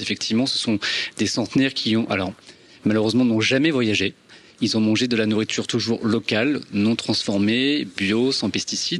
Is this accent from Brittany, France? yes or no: no; Normandy, France; je suis normand, mes grands-parents sont normands, mes parents sont normands